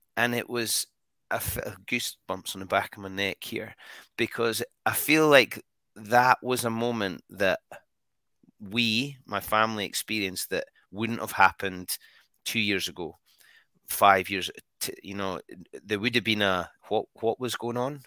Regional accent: Scotland, United Kingdom; we're Scottish

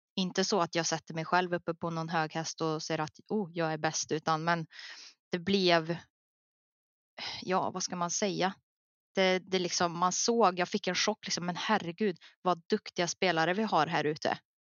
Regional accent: Värmland, Sweden; jag här hemma i Värmland

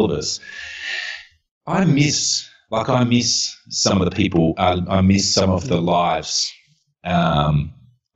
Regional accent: Adelaide, South Australia, Australia; moved away as an adult; also born or lived in Brisbane; now in Melbourne, Australia; I'm from Adelaide

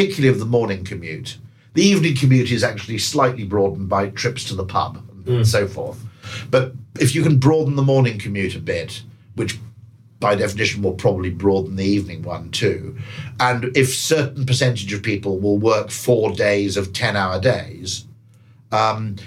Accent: United Kingdom; as a Brit

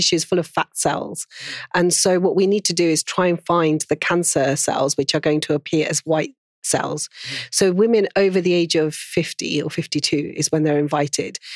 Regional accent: Pakistan; being Pakistani

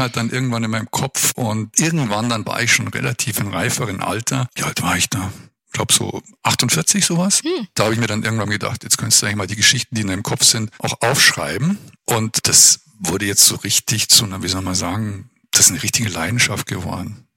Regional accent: Munich, Bavaria, Germany; now in Würzburg, Germany; ich bin eigentlich Münchner

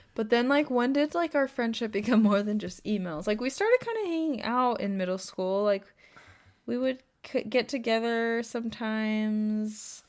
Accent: Temecula, California, United States; born or raised there

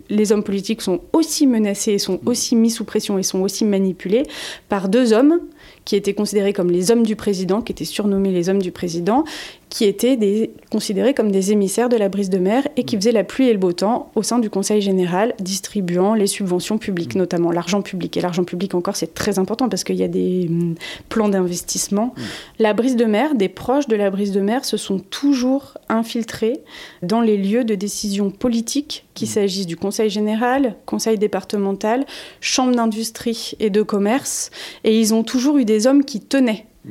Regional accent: France; chez nous en France

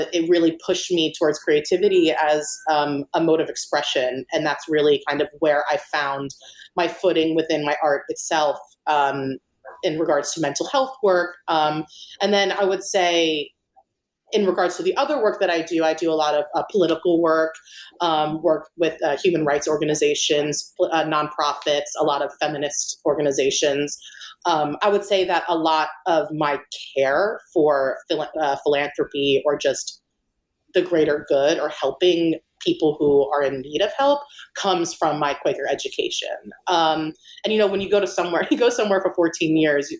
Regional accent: Wilmington, Delaware, United States; moved away as an adult; now in New York City, United States; So I was born and raised in Wilmington, Delaware. So I lived there for about 18 years before I went to Parsons here in New York City for art school.

